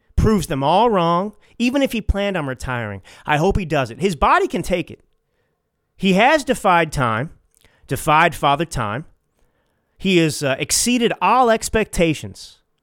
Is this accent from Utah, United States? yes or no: no; Dallas, Texas, United States; I grew up in Dallas